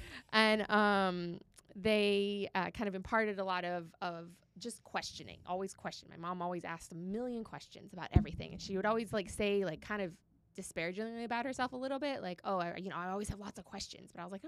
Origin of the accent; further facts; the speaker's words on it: Boca Raton, Florida, United States; for the most part, I was raised here in South Florida, here in Boca Raton.